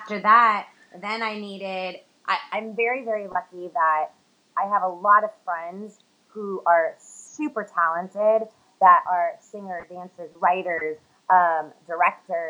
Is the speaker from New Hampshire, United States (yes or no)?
no; Los Angeles, California, United States; I'm from Los Angeles.